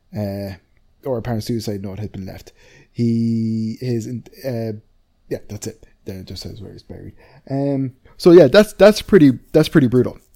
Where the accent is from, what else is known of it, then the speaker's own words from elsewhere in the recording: Wisconsin, United States; my hometown, Wisconsin